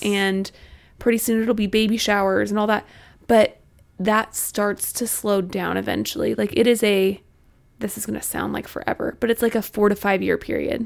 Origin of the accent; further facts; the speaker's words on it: Missouri, United States; moved away as an adult; now in Arkansas, United States; I'm from Missouri. I went to school in Arkansas